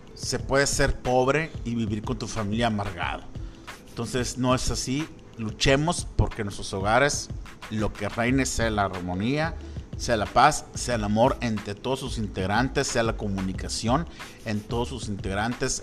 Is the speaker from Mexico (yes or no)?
yes; Mexico; como mexicanos